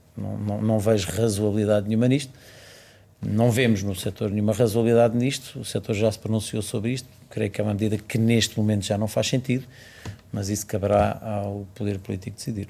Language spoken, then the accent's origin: Portuguese; Chamusca, Santarém District, Portugal; Chamusca é, é, é a é terra onde eu nasci e, portanto, uma terra pela qual tenho muito carinho